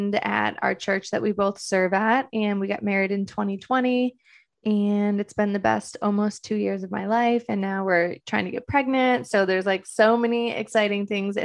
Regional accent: Detroit, Michigan, United States; moved away as an adult; now in Los Angeles, United States; I'm originally from Detroit, Michigan

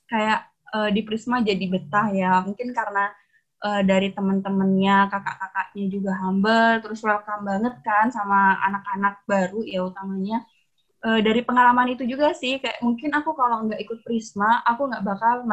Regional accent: Pamekasan, East Java, Indonesia; organisasi di Fordaku, namanya FKMP atau Forum Komunikasi Mahasiswa Pamekasan. Karena kebetulan kan aku asal dari Pamekasan.

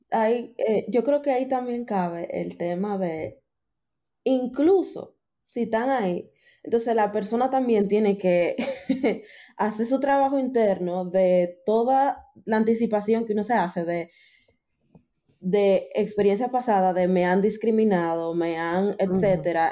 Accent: Dominican Republic; somos de República Dominicana

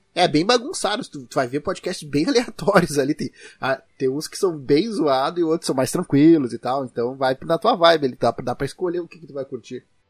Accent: Rio Grande do Sul, Brazil; accent: gauchês

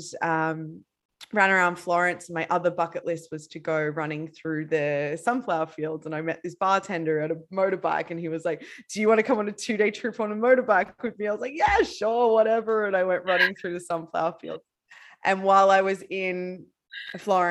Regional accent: Queensland, Australia; also born or lived in Bali, Indonesia; now in Barcelona, Spain; I'm originally from Australia

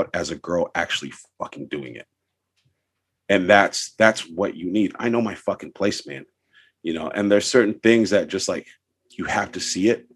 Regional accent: Los Angeles, California, United States; I'm from San Pedro too

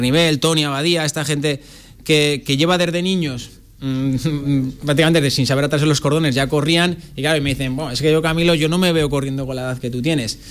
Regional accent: La Rioja, Spain; moved away as an adult; also born or lived in Murcia, Spain; now in Zaragoza, Spain; yo nací, nací en Murcia, en el 82 y cuando tenía nueve años pues eh, viajé con mis padres a, La Rioja, que es donde ahora mismo en teoría sigo afincado

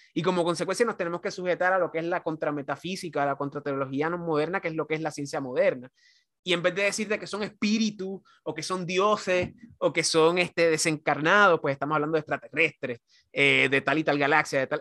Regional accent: Puerto Rico; yo como caribeño y como, como puertorriqueño, antillano

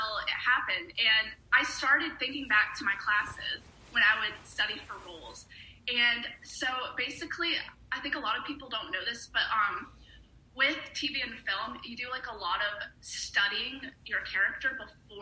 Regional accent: Raleigh, North Carolina, United States; moved away as an adult; now in Atlanta, United States; I moved from Raleigh, North Carolina to Atlanta, Georgia, basically to do acting

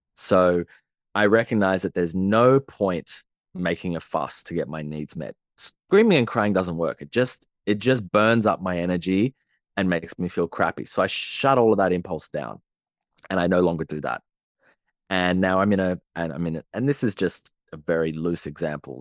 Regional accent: Sydney, New South Wales, Australia; I grew up in Sydney, in the city, and on, in the suburbs

